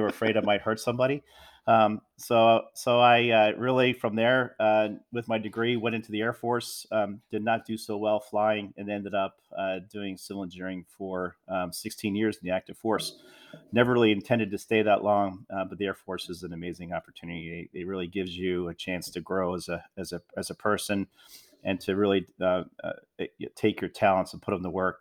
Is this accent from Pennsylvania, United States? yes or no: yes; Philadelphia, Pennsylvania, United States; growing up in Philadelphia area